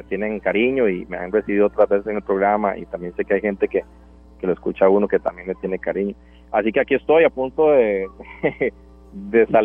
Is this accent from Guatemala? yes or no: no; Puntarenas, Costa Rica; Yo crecí en el Cocal, en el, Cocal, de Punta Arenas, ajá, en el Cocal, a la par de un muelle.